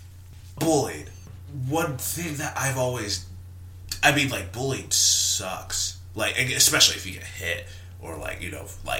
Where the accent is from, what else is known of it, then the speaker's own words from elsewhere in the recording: the South, United States; I'm from the South